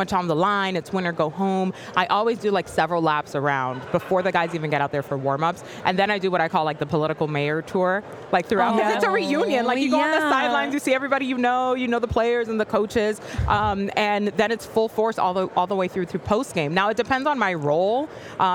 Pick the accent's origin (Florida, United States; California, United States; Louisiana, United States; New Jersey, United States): Florida, United States; Miami; it's my hometown, too.